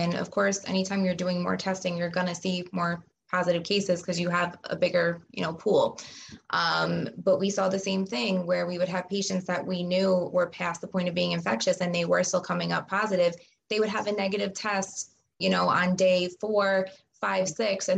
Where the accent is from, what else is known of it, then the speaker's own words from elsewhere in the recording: New York, United States; I'm from New York